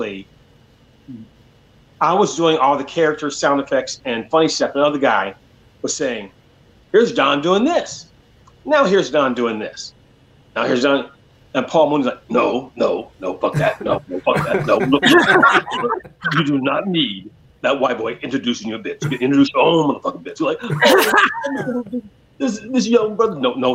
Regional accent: Oakland, California, United States; I grew up in Oakland in the 70s

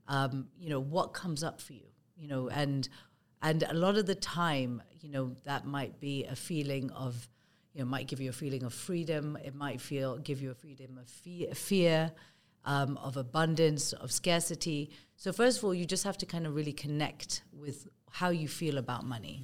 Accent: Kenya; moved away; also born or lived in United Kingdom; I'm of Indian origin. I was born and brought up in Kenya

